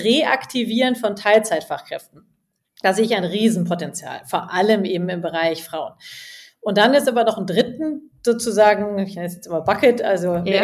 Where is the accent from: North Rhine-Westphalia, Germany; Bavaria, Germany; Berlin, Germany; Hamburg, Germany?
Bavaria, Germany; Munich; moved away as an adult; also born or lived in England / Spain / India; ich komme ja aus München und habe auch mein Collective jetzt hier in München